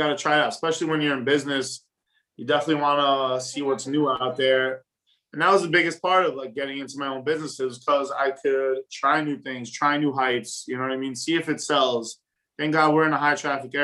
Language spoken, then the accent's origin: English; New York City, New York, United States; I grew up in Whitestone. You know what I mean? Flushing and Whitestone are like borderline. But yeah, I grew up in Whitestone.